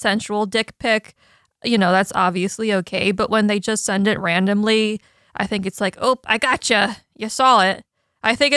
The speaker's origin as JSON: {"language": "English", "town": "Columbus", "region": "Ohio", "country": "United States", "tie": "born or raised there", "said": "I grew up in Victorian Village."}